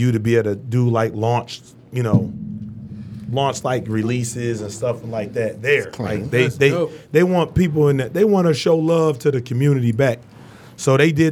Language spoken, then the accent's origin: English; Inkster, Michigan, United States; also born or lived in Westland, Michigan; I grew up in Inkster Inn in Westland